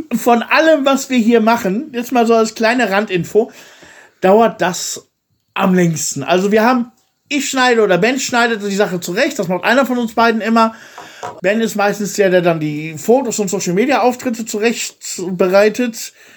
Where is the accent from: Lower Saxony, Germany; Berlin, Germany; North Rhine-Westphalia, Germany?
North Rhine-Westphalia, Germany; Soest; now in Bulgaria; ich komme ja aus der Stadt Soest in Deutschland